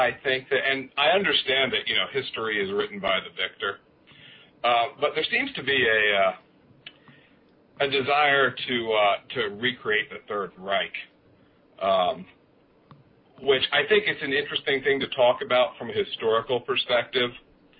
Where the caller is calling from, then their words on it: East Coast, United States; I'm calling from the East Coast. I'm a regular listener to your program.